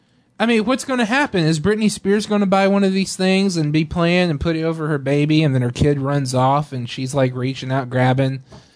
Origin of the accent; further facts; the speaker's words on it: Texas, United States; I'm from Texas.